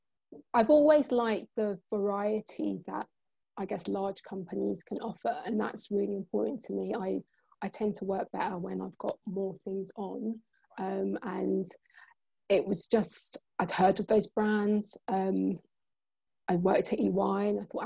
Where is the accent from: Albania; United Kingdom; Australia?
United Kingdom; Croydon, London; where I'm from, I'm a South London girl. I'm from Croydon.